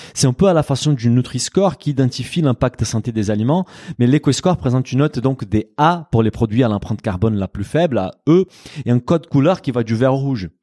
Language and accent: French; Brazil; moved away; Au Brésil, mon pays d'origine